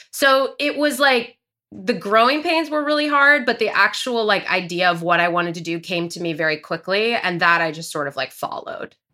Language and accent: English; Glendale, California, United States; also born or lived in Los Angeles; I'm from L A, but I grew up in Glendale